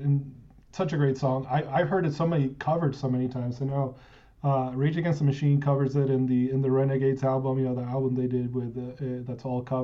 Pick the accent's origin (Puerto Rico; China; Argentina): Argentina; in Argentina, you know, my home country